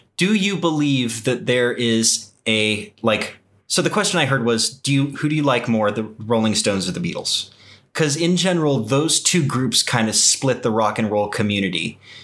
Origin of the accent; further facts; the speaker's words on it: Texas, United States; moved away; growing up in Texas, I was exposed to a lot of country western music